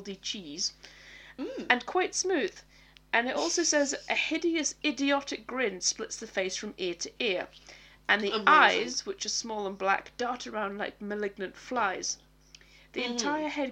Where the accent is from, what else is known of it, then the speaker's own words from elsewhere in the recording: Scotland, United Kingdom; I sometimes get asked, where are you from? And I say Scotland